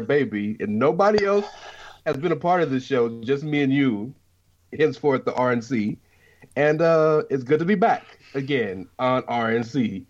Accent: Scotland, United Kingdom; since I'm from Scotland, I clearly know where the Black Country is because I'm from Scotland, right?

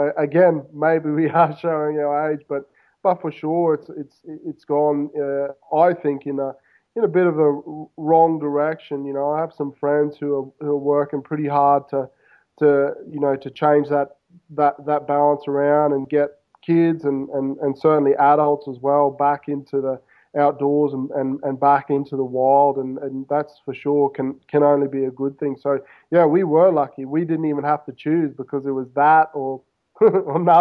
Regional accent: Queensland, Australia; moved away as an adult; now in Buenos Aires, Argentina; I grew up in Australia, of course, but I grew up basically on the right on the Pacific Ocean. So we had a house right on the beach in Queensland, Australia, so on the east coast

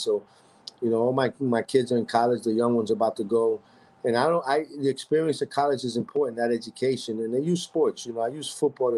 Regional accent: New York City, New York, United States; I was born in Roosevelt Hospital, and I was born and raised in the Heights my whole life

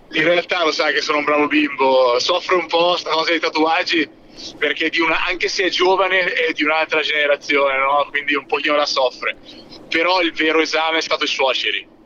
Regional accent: Siena, Tuscany, Italy; io orgogliosamente sono senese, orgogliosamente sono campagnolo senese

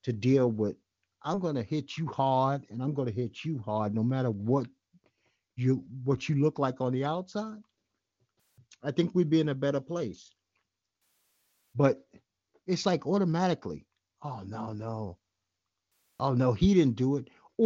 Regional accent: New York City, New York, United States; I grew up in Bed-Stuy when it was Bed-Stuy, not this new Bed-Stuy

